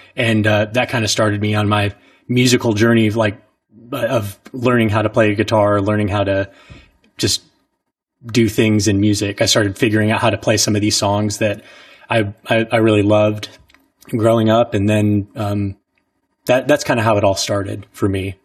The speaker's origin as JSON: {"language": "English", "town": "Orangeburg", "region": "South Carolina", "country": "United States", "tie": "born or raised there", "moved": "yes", "said": "growing up in Orangeburg"}